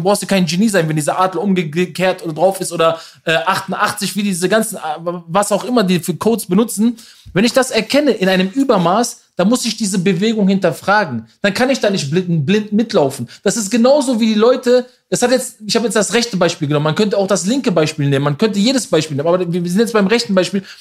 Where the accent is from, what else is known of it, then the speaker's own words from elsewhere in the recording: Berlin, Germany; Aber eine Million als Berliner von der Love Parade, diese, das war ja diese Stelle, wo die Love Parade früher war.